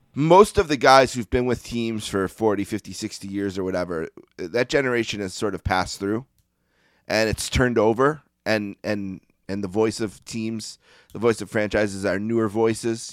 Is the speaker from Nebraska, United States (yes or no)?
no; Buffalo, New York, United States; I grew up in Buffalo, New York. I still live here